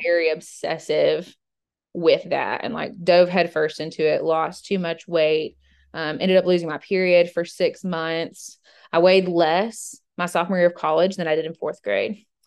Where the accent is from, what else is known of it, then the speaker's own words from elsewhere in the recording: Georgia, United States; now in Middle Tennessee, United States; I grew up in Georgia and went to the University of Georgia